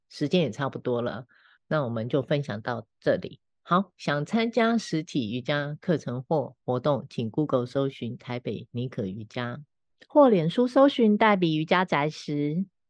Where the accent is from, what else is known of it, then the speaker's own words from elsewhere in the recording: Taiwan; moved away as an adult; also born or lived in Shanghai; 像我早期真的是从台湾搬回到，搬到上海去重新从零开始过生活，然后现在十年后又从上海搬回台湾